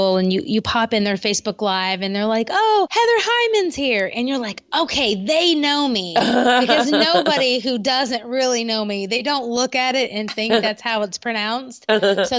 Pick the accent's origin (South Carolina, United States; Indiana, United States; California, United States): South Carolina, United States; Columbia; moved away as an adult; now in Columbia, United States; my hometown of Columbia, South Carolina